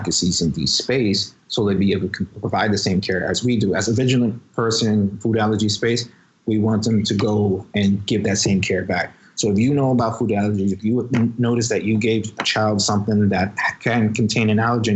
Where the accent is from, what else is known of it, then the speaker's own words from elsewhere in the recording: New York City, New York, United States; I was raised in the Bronx, and I was actually in a location where the highest rate of asthma was there.